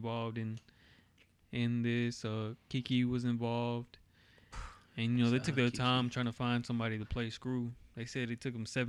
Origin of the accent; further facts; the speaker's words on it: Tomball, Texas, United States; also born or lived in Hempstead, Texas; I was born in Tomball